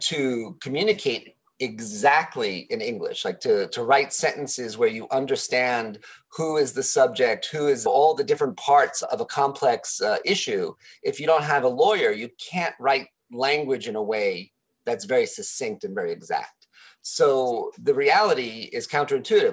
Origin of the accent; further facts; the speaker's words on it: New York City, New York, United States; now in Japan; I'm originally from New York City